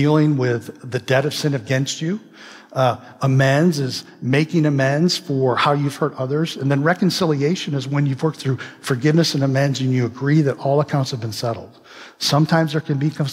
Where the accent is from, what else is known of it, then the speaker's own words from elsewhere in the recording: Midwest, United States; moved away; I'm from the Midwest, okay? And I grew up in a state up north.